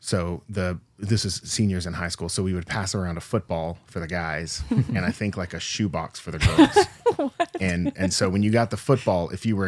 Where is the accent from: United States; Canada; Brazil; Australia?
United States; Texas; So I grew up Southern Baptist in Texas.